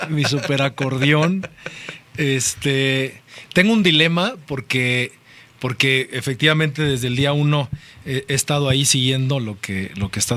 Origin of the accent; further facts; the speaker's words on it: Mexico City, Mexico; soy mexicano, me gustan los tacos, me gusta, me gusta el mole. Nacido aquí en la Ciudad de México